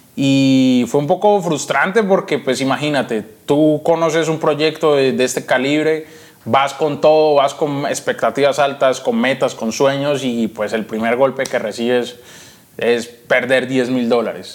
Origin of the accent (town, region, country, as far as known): Yumbo, Valle del Cauca, Colombia; born or raised there; also born or lived in Cali, Colombia